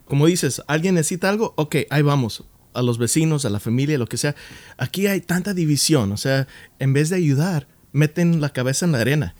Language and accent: Spanish; Los Angeles, California, United States; Yo, yo siendo mexicano, nacido aquí en Los Ángeles, pero mexicano